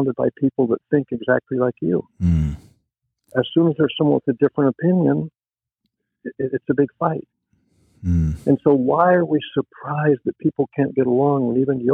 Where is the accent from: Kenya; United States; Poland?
United States; the South; I grew up in the South.